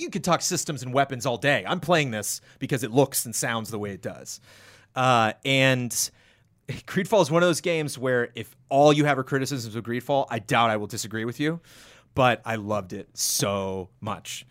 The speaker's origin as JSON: {"language": "English", "country": "United States", "said": "being an American"}